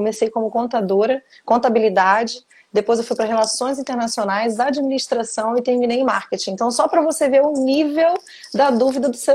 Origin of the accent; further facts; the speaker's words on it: Rio de Janeiro, Brazil; now in Vila Velha, Brazil; É, eu sou, do, na verdade, sou carioca, mas já